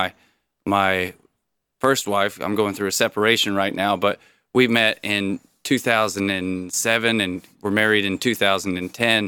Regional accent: High Point, North Carolina, United States; moved away as an adult; also born or lived in New York City / Connecticut / California; I was born in North Carolina, in High Point.

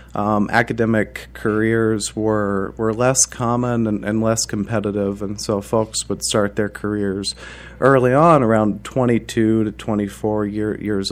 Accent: Muncie, Indiana, United States; I grew up in Muncie, Indiana, and I went to Ball State University

